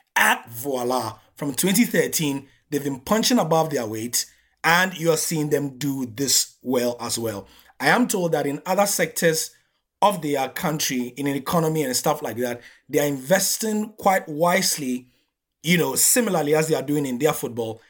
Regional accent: Ghana; as a Ghanaian

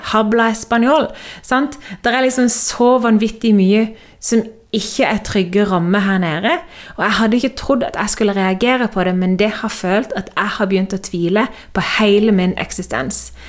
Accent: Norway; moved away as an adult; hjemme i Norge så er alt trygt og godt

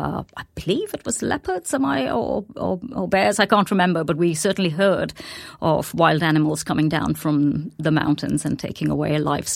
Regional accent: Delhi, India; also born or lived in Colombo, Sri Lanka / Bhutan; I was the child of a diplomat, and so I grew up in South Asia rather than India alone. I was born in Delhi. We moved when I was very young to Sri Lanka, Colombo, came back to Delhi, and then spent a few years in Bhutan before coming back to Delhi.

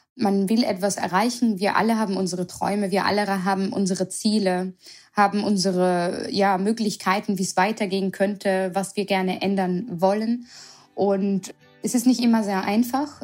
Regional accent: Vienna, Austria; moved away as an adult; also born or lived in Berlin, Germany; now in Mainz, Germany; ich auch gebürtige Wienerin bin

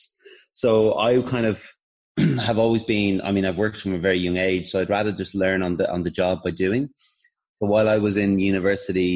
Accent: Dublin, Leinster, Ireland; moved away; I'm from Dublin and I'm very proud of it.

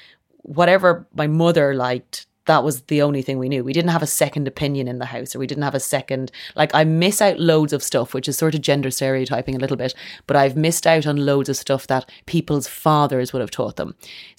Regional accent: Leinster, Ireland; Kildare, which is about an hour outside of Dublin. It's a horsey area of Ireland.

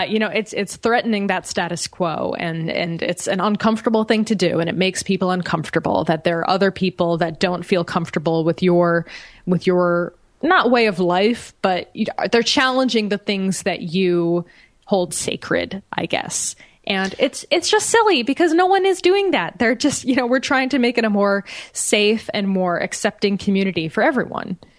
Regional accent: United States; as an American

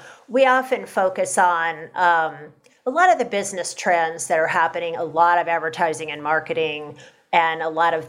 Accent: Kentucky, United States; my home state of Kentucky

